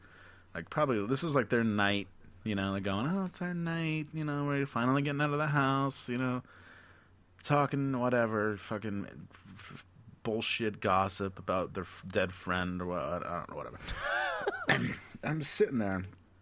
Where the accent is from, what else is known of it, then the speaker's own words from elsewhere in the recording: Albany, New York, United States; Albany, New York